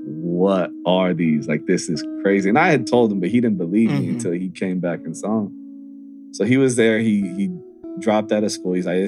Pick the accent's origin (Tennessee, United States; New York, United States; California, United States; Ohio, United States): California, United States; Santa Monica; growing up in Santa Monica